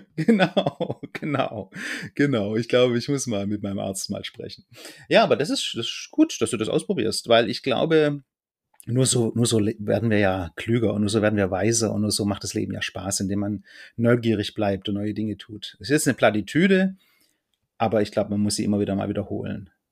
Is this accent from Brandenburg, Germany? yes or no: no; Fellbach, Baden-Württemberg, Germany; moved away; also born or lived in Gießen; bei uns, wo ich herkomme, Fellbach war so ein Hotspot